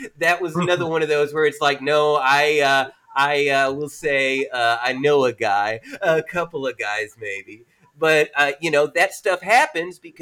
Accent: McMinnville, Tennessee, United States; I was raised in a tiny town. But trust me, rural Appalachia

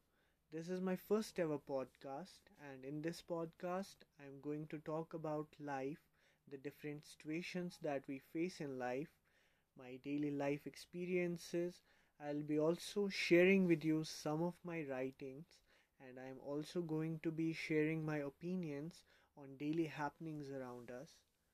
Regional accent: Jammu and Kashmir, India; I am from Jammu and Kashmir.

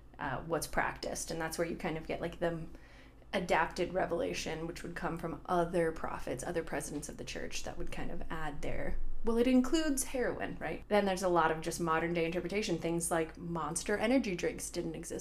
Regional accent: California, United States; moved away; also born or lived in Utah; I wasn't born and raised in Utah, I was born and raised in California

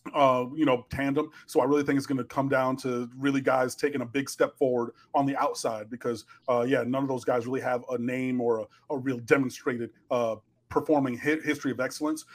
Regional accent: Detroit, Michigan, United States; moved away; also born or lived in Miami; I grew up in Detroit

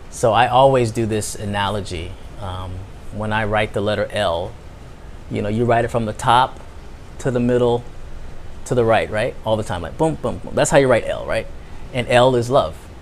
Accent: United States; I'm American

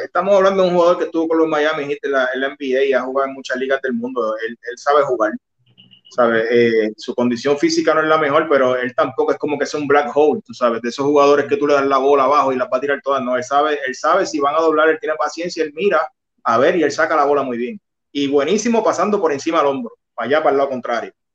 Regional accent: San Germán, Puerto Rico; now in Cabo Rojo, Puerto Rico; San Germán es, mi pueblo, yo nací, yo soy san germeño yo vivo en Cabo Rojo, pero nací en San Germán y mi familia es de San Germán

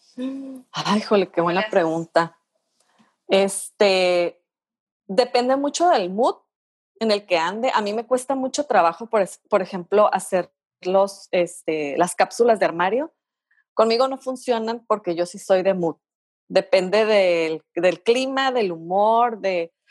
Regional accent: Tijuana, Baja California, Mexico; Yo soy originaria de aquí de Tijuana, de los pocos originarios de aquí de Tijuana

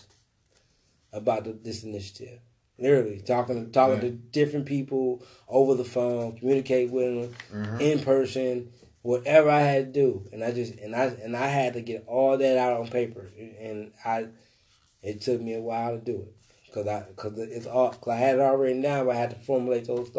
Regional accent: Detroit, Michigan, United States; now in Orlando, United States; I'm from Detroit

